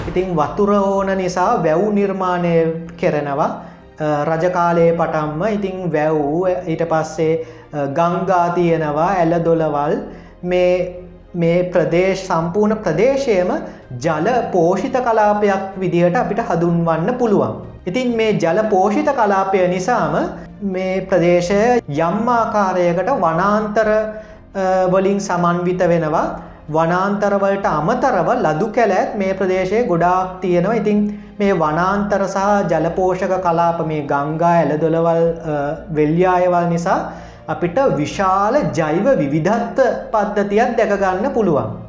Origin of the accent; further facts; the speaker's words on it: Boralesgamuwa, Western Province, Sri Lanka; තව පුද්ගලයෝ ගොඩක් අපේ ගමේ බොල්ලැස් ගමේ ජීවත්වෙලා හිටිය